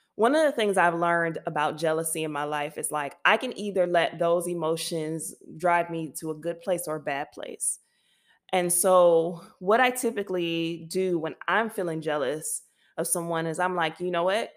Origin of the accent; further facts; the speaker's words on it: United States; now in France; as an American